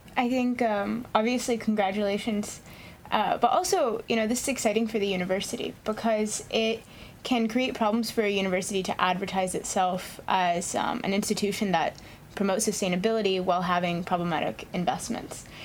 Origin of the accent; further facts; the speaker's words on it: Hawaii, United States; moved away as an adult; also born or lived in East Coast; I grew up here in Hawaii